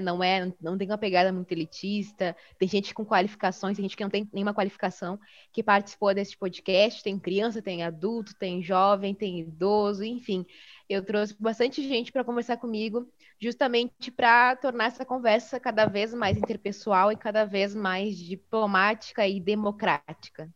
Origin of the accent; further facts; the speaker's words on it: Bagé, Rio Grande do Sul, Brazil; now in Porto Alegre, Brazil; criei o Baguris aqui em Porto Alegre, mas eu sou do sul do Rio Grande do Sul, sou de Bagé, no interior, né, aqui do Rio Grande do Sul.